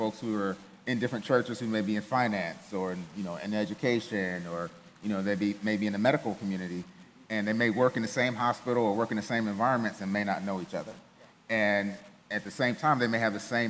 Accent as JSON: {"language": "English", "town": "Cleveland", "region": "Ohio", "country": "United States", "tie": "born or raised there", "also_born_or_lived": "Germany", "moved": "yes", "said": "I grew up in Ohio, grew up in Cleveland, single parent household"}